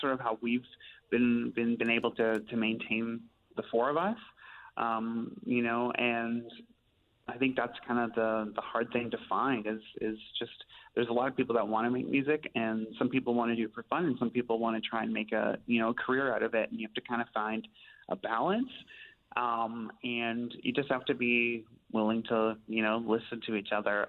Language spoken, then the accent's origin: English; Steinbach, Manitoba, Canada; now in Winnipeg, Canada; I grew up in Steinbach, but live here in Winnipeg too now.